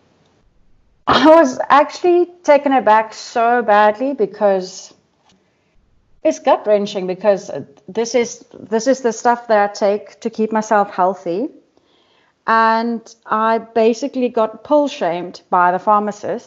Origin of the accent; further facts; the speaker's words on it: Durban, KwaZulu-Natal, South Africa; I'm from Durban, South Africa